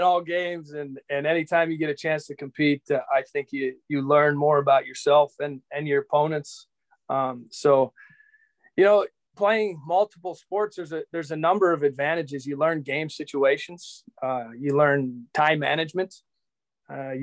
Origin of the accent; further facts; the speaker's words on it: Appleton, Wisconsin, United States; also born or lived in Arkansas; born and raised in Appleton, Wisconsin, currently the manager of the Wisconsin Timber Rattlers. I reside here in Appleton still